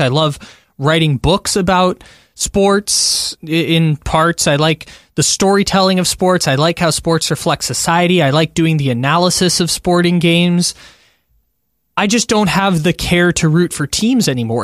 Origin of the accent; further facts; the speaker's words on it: San Diego, California, United States; moved away; I'm born and raised in San Diego. I don't live in San Diego anymore